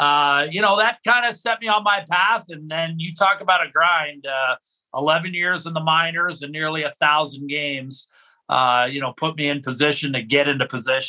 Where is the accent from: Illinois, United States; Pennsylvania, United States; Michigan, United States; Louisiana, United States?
Pennsylvania, United States; Western; moved away as an adult; also born or lived in Ithaca, New York / Anchorage, Alaska; I was in, you know, Western PA